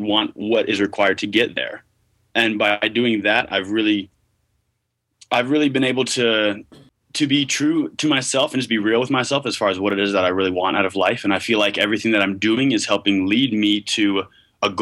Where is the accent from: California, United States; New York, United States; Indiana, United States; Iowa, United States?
New York, United States; Westchester; now in Provo, United States; I grew up in Westchester